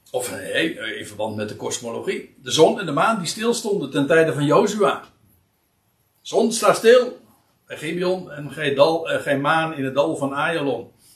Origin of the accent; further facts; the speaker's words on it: Netherlands; wij zijn als Nederlanders